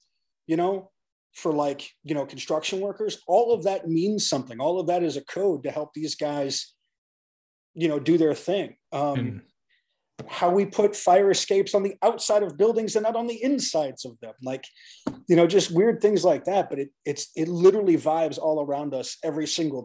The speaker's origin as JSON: {"language": "English", "town": "Detroit", "region": "Michigan", "country": "United States", "tie": "born or raised there", "moved": "yes", "said": "I'm a city kid. I grew up in Detroit."}